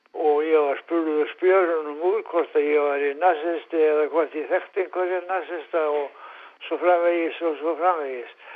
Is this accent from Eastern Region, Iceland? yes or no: yes; Reyðarfjörður, Eastern Region, Iceland; er hættur og reyðað fyrir því 1926